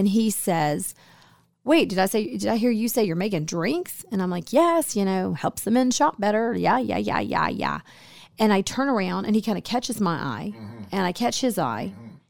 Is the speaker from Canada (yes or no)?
no; New Jersey, United States; We grew up together in New Jersey.